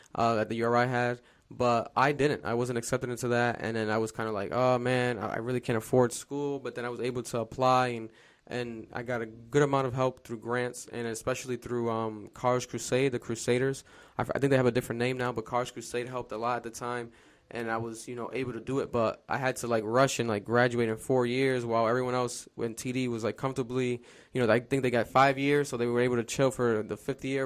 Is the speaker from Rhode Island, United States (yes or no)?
yes; Providence, Rhode Island, United States; I'm from Providence, Rhode Island, born and raised